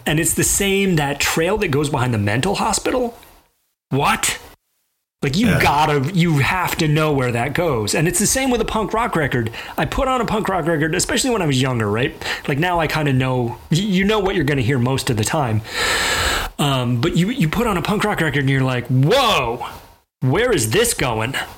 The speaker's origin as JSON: {"language": "English", "town": "Mobile", "region": "Alabama", "country": "United States", "tie": "born or raised there", "said": "I grew up in Mobile, Alabama"}